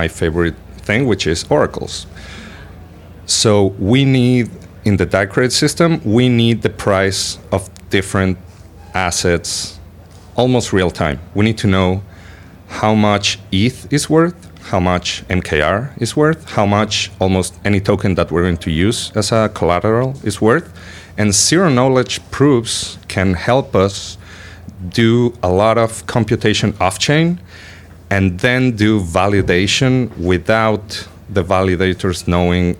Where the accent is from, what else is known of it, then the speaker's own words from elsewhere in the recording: Buenos Aires, Argentina; I'm from Buenos Aires